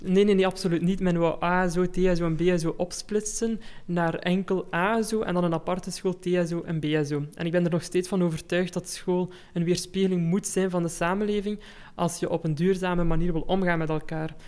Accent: Belgium; also born or lived in Germany; Ik ben zelf geboren in Duitsland, uh, hebben daar zes jaar gewoond en mhm. nadien naar België geïmigreerd.

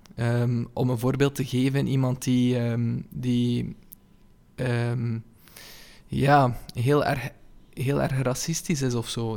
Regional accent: Ypres, Flanders, Belgium; now in Kortrijk, Belgium; ik ben geboren in Yper

